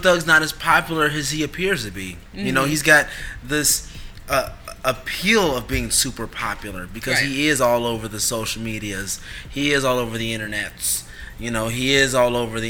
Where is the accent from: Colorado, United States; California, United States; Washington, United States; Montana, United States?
California, United States; Oakland; We're both from Oakland.